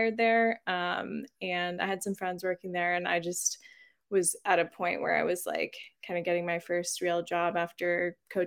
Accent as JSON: {"language": "English", "town": "Waitsfield", "region": "Vermont", "country": "United States", "tie": "born or raised there", "also_born_or_lived": "Reno, Nevada", "moved": "as an adult", "said": "I grew up in Waitsfield. I'm staying here at the house I grew up in now"}